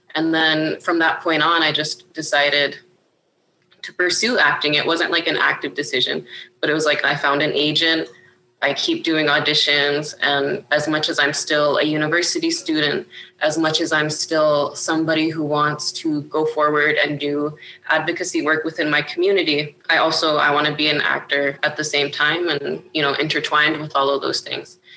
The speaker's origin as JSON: {"language": "English", "town": "Iqaluit", "region": "Nunavut", "country": "Canada", "tie": "born or raised there", "also_born_or_lived": "Grise Fiord, Nunavut / Pond Inlet, Nunavut / Ottawa, Ontario", "moved": "as an adult", "lives_now": "Ontario, Canada", "said": "I grew up in Iqaluit, Nunavut"}